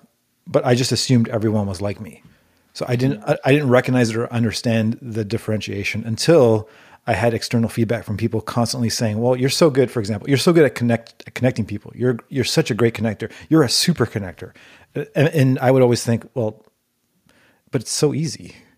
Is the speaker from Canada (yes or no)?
yes; Toronto, Ontario, Canada; And we actually created a network of promoters in high schools across Toronto, which is the city I grew up in Canada.